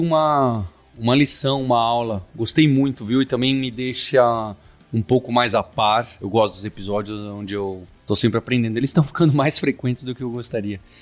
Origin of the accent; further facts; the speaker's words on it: Brazil; não só como brasileiros e brasileiras